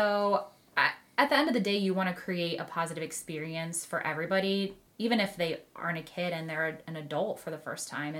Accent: Midwest, United States; we're from the Midwest

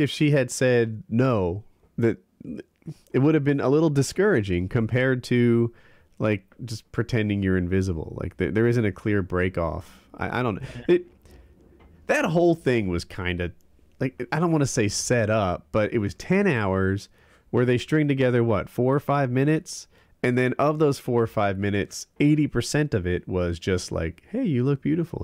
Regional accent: New Jersey, United States; moved away; I grew up in Jersey

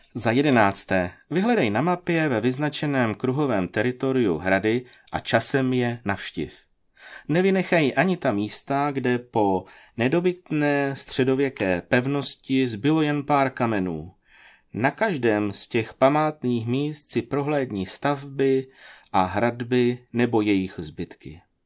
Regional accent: Kroměříž, Zlín Region, Czechia; U nás v Kroměříži

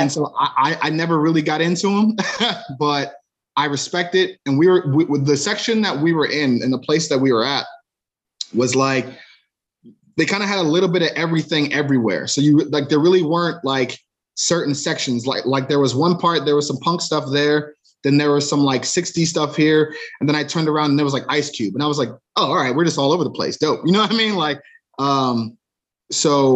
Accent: Cleveland, Ohio, United States; both of us growing up in Cleveland around the same time.

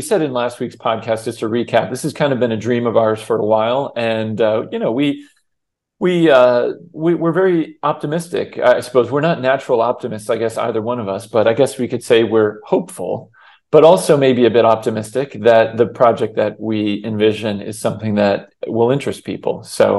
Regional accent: Florida, United States; now in Texas, United States; my home state of Florida. I live in Texas now, of course, as you know.

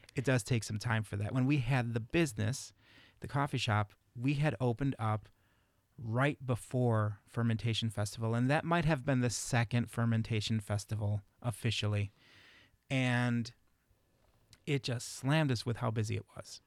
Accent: Chicago, Illinois, United States; now in Reedsburg, United States; growing up in Chicago

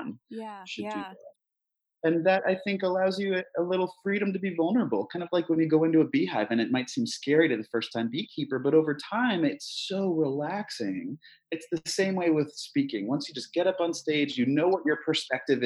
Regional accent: Fairfield, Connecticut, United States; now in Portland, United States; I grew up in Connecticut.

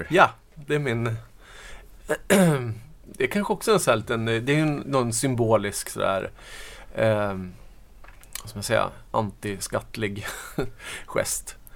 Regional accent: Norrland, Sweden; Uh, ja, alltså jag har ju flyttat runt jättemycket. Jag är norrlänning ursprungligen.

